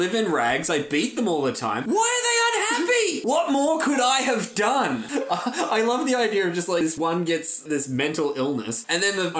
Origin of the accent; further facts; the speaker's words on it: Ireland; I'm Irish